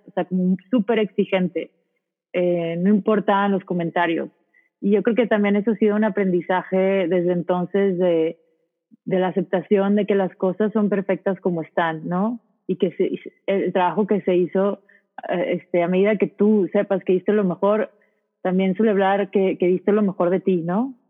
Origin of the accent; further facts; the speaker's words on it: Monterrey, Nuevo León, Mexico; soy de Monterrey, tengo 20 años